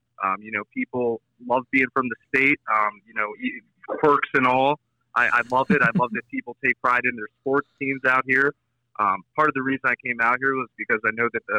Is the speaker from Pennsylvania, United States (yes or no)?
yes; Doylestown, Pennsylvania, United States; moved away as an adult; also born or lived in Bowling Green, Ohio; now in Utah, United States; I grew up in the Philly area, a suburb of Philly named Doylestown